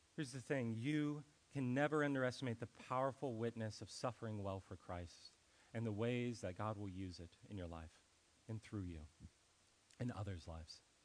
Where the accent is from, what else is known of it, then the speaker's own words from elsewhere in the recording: Ohio, United States; moved away; I was from Ohio